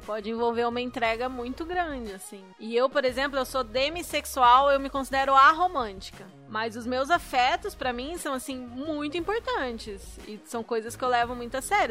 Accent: Curitiba, Paraná, Brazil; você sabe que eu sou de Curitiba

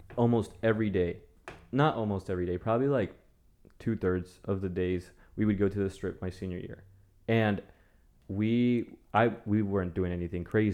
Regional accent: Las Vegas, Nevada, United States; first language Spanish; English is a second language; now in Waco, United States; I'm from Vegas

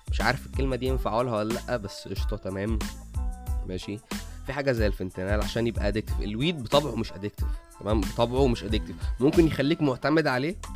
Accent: Egypt; عامه عندنا في مصر حاجه اسمها البني والاخضر

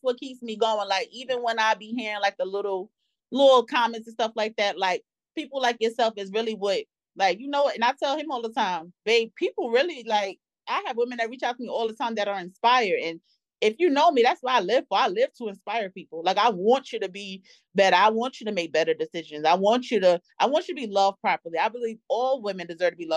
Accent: New York, United States; In New York, my favorite childhood memory would have been Double Dutch. We used to play Double Dutch on the block all the time

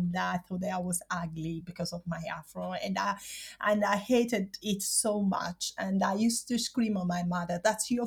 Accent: Caserta, Campania, Italy; English is a second language; now in London, United Kingdom; I'm from Caserta, which is south near Naples

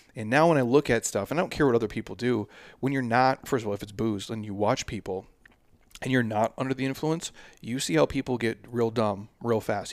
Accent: Minnesota, United States; moved away; I'm from the Midwest

